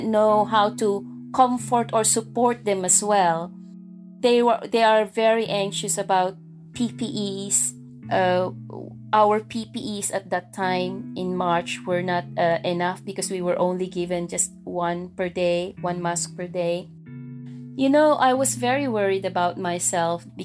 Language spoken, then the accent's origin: English; Philippines; moved away; as a Filipino nurse, you tend to do overtimes to earn more money. Because you're not only caring for yourself or your family in here, but you're also sending money to your family back home